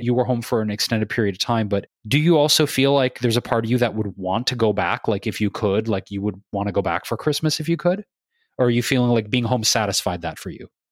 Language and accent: English; Detroit, Michigan, United States; also born or lived in Chicago / New York; now in California, United States; growing up in Michigan, in Detroit